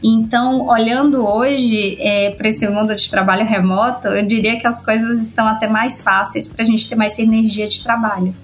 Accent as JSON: {"language": "Portuguese", "region": "Bahia", "country": "Brazil", "accent": "Bahian", "said": "Eu sou baiana, acho que já dá para perceber pelo sotaque."}